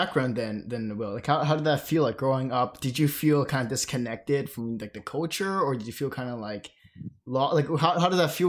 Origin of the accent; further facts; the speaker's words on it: United States; I grew up in American culture while they grew up in in China